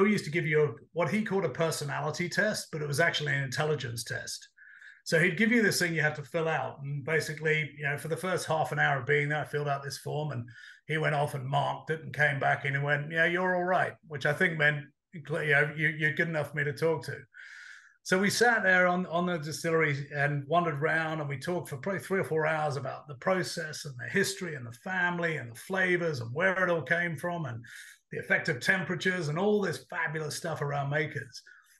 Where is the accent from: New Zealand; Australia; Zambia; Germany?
Australia; also born or lived in United Kingdom / United States; now in London, United Kingdom; Look, I grew up half in Australia, half in the UK, but I've spent a lot of time in the States.